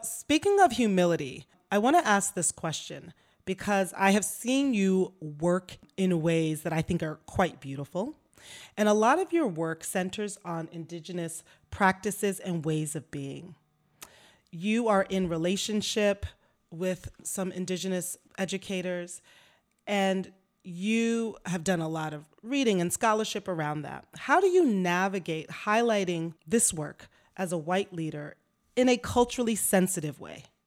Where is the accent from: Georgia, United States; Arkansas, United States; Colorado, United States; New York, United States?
New York, United States; White Plains; growing up in White Plains, New York, Westchester County, an affluent community right north of New York City